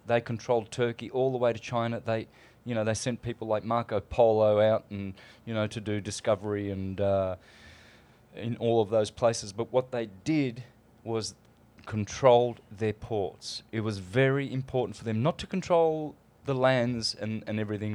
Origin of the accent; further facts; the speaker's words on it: Australia; moved away; I come from Australia